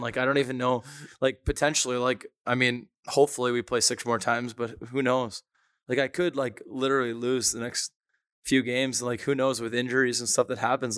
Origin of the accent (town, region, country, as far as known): Toronto, Ontario, Canada; born or raised there